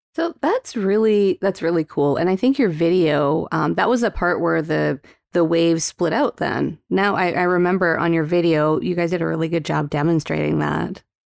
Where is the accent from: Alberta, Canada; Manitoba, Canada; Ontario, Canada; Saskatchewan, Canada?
Alberta, Canada; Calgary; moved away; I was born in, raised in Calgary, Alberta